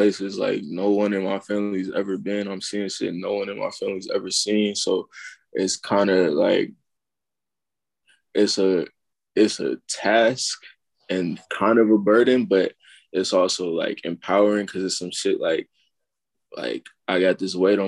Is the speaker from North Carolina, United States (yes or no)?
yes; Charlotte, North Carolina, United States; also born or lived in Maryland; now in West Hollywood, United States; I ended up back home in Charlotte